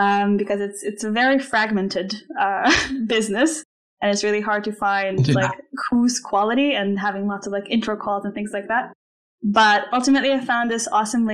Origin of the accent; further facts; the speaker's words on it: Slovenia; moved away as an adult; also born or lived in Iowa, United States / New York, United States / London, United Kingdom; I am originally from Slovenia. I spent most of my adult life in the U.S